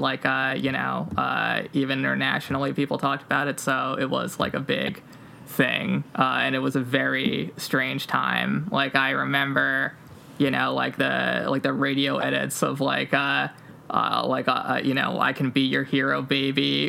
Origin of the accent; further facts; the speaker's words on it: outside of New York, United States; one of the hardest hit communities, like proportionally in terms of people who died in 9 11, uh, was, was my hometown.